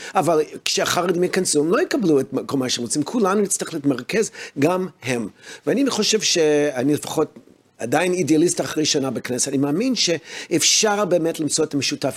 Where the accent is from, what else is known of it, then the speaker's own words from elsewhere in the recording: United States; now in Israel; אני הרי גדלתי בארצות הברית